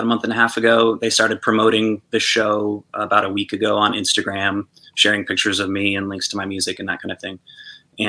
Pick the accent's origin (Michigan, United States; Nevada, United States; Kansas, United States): Nevada, United States; Reno; originally from Reno, Nevada